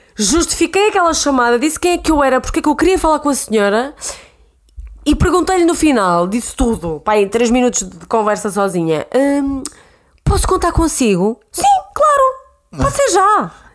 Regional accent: Santa Maria da Feira, Norte, Portugal; moved away as an adult; now in Lisbon, Portugal; tenho 26 anos, venho de Santa Maria da Feira. Estou em Lisboa há sensivelmente 6 anos

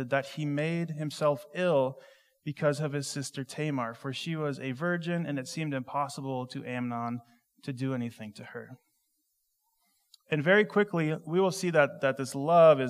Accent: Minnesota, United States; I grew up in Minnesota

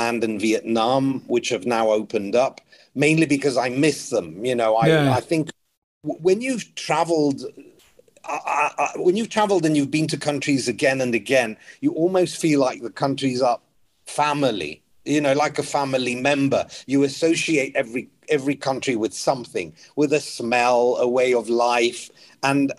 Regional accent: Greece; now in United Kingdom; I was born in the UK, but I grew up in Greece

